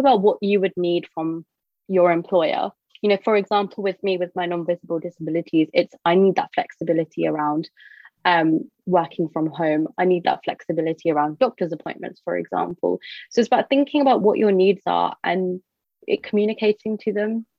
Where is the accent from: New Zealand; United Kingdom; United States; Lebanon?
United Kingdom; I identify as British Indian